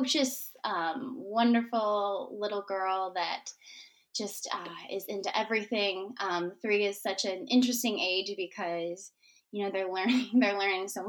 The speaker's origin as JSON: {"language": "English", "region": "Michigan", "country": "United States", "tie": "born or raised there", "moved": "yes", "said": "We are originally from Michigan. I grew up in Michigan."}